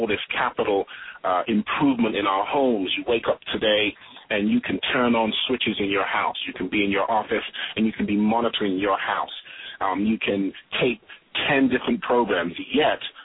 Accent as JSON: {"language": "English", "area": "Swindon and Bath", "region": "South West England", "country": "United Kingdom", "tie": "born or raised there", "also_born_or_lived": "London / Tobago", "moved": "as an adult", "lives_now": "United States", "said": "I'm a Londoner, but I was raised out in a place, Swindon and Bath, because of the school system my parents wanted me to go"}